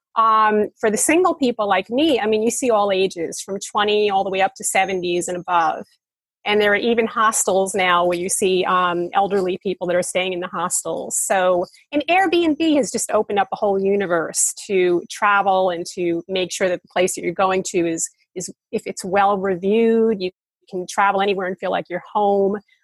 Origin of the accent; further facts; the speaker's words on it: United States; now in Bali, Indonesia; I'm an American